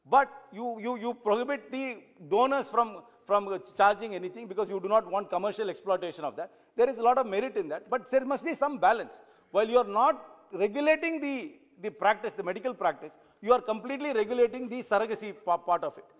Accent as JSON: {"language": "English", "town": "Sivaganga", "region": "Tamil Nadu", "country": "India", "said": "I come from Shivaganga"}